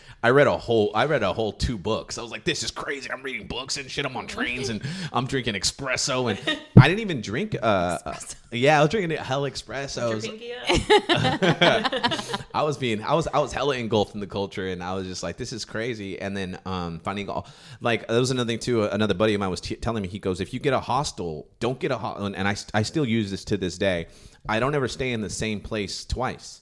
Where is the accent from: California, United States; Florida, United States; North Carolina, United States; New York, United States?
California, United States; from the States. I'm from California